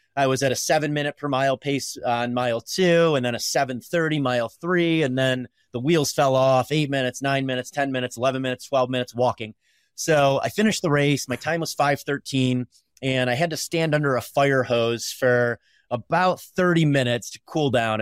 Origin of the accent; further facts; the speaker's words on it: Pulaski, New York, United States; now in Colorado, United States; I grew up in a really small town in upstate New York, Pulaski, New York